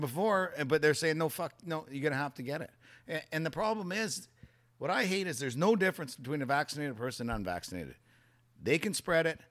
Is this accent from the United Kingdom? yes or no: no; Canada; as a Canadian.